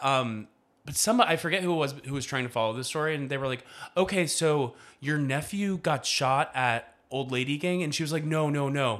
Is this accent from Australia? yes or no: no; the South, United States; I'm an expert from the South